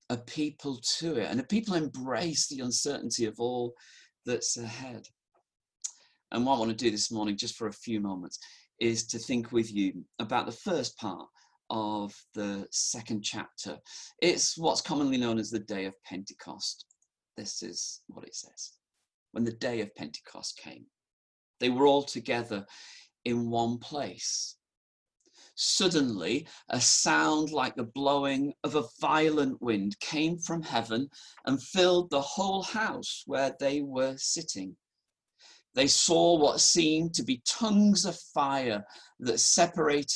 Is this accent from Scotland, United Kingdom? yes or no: no; Halifax, Yorkshire and the Humber, United Kingdom; accent: northern; moved away as an adult; also born or lived in London; I'd grown up in Halifax